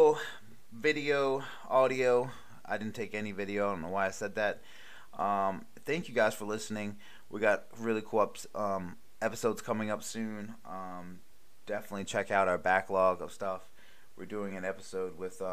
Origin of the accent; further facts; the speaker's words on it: Maryland, United States; also born or lived in Charlotte, North Carolina; now in Myrtle Beach, United States; growing up in Maryland